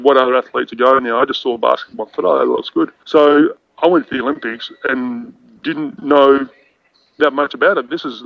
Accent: Adelaide, South Australia, Australia; also born or lived in Queensland; I was about 14, 15. I moved from Adelaide up to Queensland, and I used to play Aussie rules and cricket.

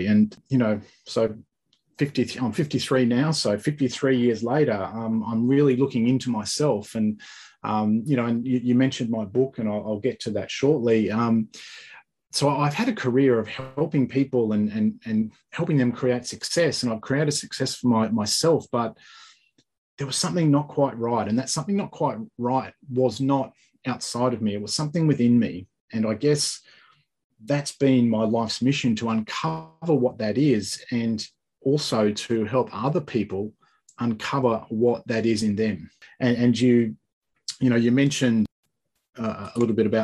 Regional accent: Australia; also born or lived in Sunshine Coast, Queensland; I'm from Australia

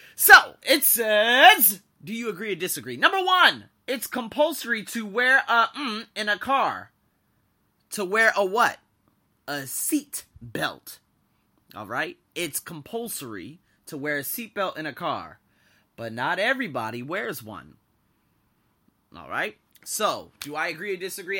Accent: Las Vegas, Nevada, United States; now in Thailand; I'm from Las Vegas.

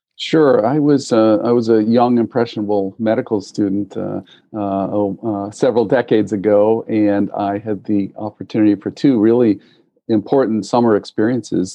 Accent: Massachusetts, United States; also born or lived in New England; I am your uh, traditional Massachusetts born and bred, uh, Irish American

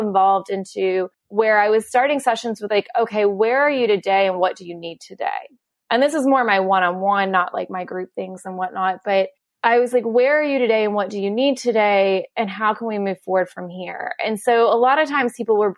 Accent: Kentucky, United States; I'm from Kentucky with horse racings. I grew up around thoroughbred farms

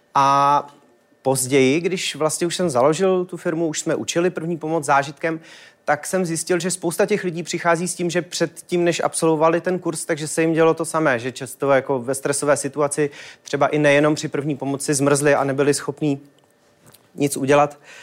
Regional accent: Czechia

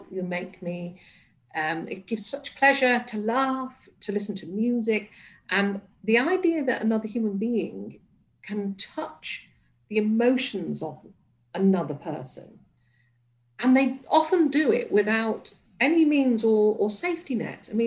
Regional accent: Liverpool, North West England, United Kingdom; born there; And I was born in Liverpool, and my mother had this thing about accents defined you and could often confine you.

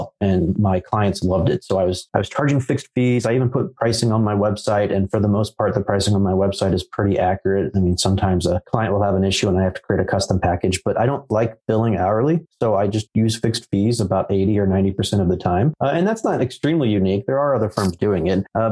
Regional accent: United States; I was born here in America, so I'm American

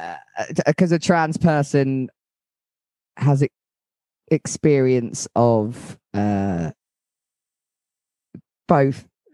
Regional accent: Yorkshire and the Humber, United Kingdom; It's no good being a Yorkshireman and trans

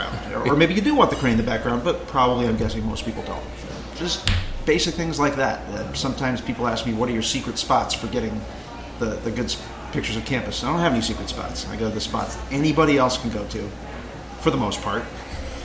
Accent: Lincoln, Nebraska, United States; my hometown, Lincoln, Nebraska.

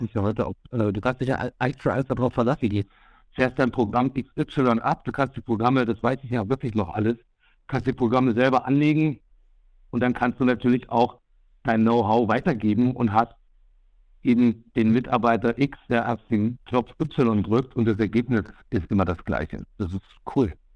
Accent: North Hesse, Germany; ich komme aus Nordhessen.

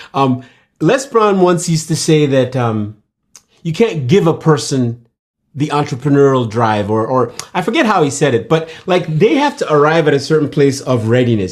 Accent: Nigeria; moved away; I was born in hmm. Nigeria

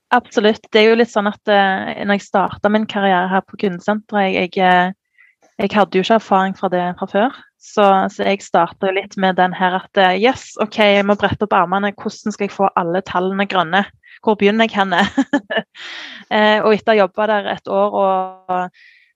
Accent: Sandnes, Rogaland, Norway; jeg kommer jo fra Sandnes, som er en liten sted utenfor Stavanger

